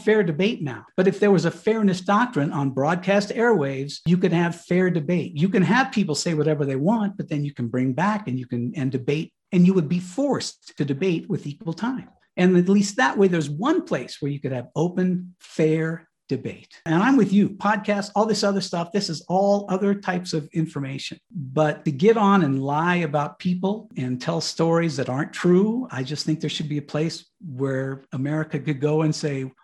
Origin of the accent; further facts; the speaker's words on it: Cañon City, Colorado, United States; moved away as an adult; my hometown in Canyon City, Colorado